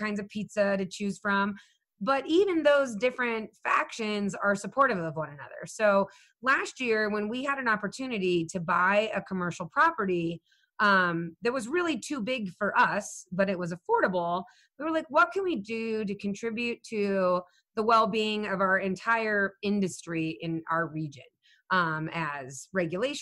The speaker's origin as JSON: {"language": "English", "town": "Phoenix", "region": "Arizona", "country": "United States", "tie": "born or raised there", "moved": "yes", "lives_now": "Wyoming, United States", "said": "I grew up in Phoenix."}